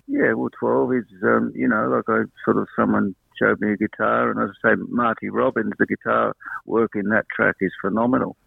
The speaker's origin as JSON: {"language": "English", "region": "South London", "country": "United Kingdom", "tie": "born or raised there", "moved": "yes", "lives_now": "Australia", "said": "I grew up in uh, South London, about 12 miles. I mean, that's what 20 k's from um, from London"}